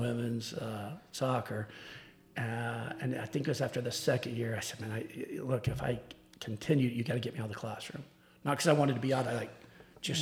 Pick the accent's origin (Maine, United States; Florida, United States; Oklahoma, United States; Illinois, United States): Oklahoma, United States; Tulsa; also born or lived in Chickasha, Oklahoma; grew up in Tulsa and played at Union